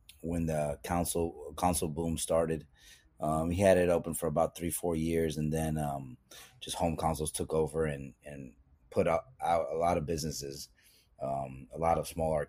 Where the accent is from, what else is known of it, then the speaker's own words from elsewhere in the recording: Yonkers, New York, United States; growing up in New York and in Yonkers in particular